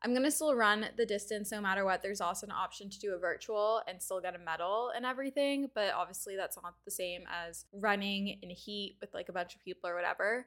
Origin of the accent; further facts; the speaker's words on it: Canada; being a Canadian